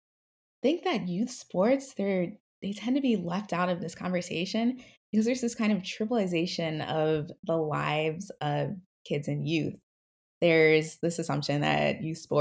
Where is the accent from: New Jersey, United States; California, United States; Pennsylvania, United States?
New Jersey, United States; moved away as an adult; now in Philadelphia, United States; I grew up in South Jersey, so about 30 minutes away from Philly.